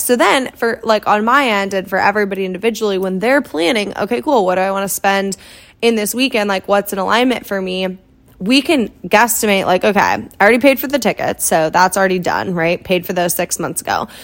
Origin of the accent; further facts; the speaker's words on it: Iowa, United States; moved away; also born or lived in Kansas City; my hometown back in Iowa